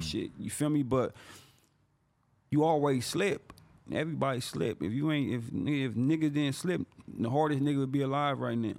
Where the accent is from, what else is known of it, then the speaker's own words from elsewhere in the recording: San Bernardino, California, United States; I'm from San Bernardino